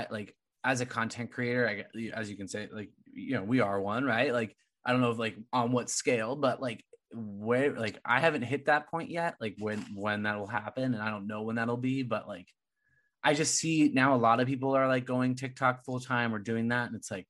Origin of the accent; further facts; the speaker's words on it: California, United States; And I came from California, so I have no room.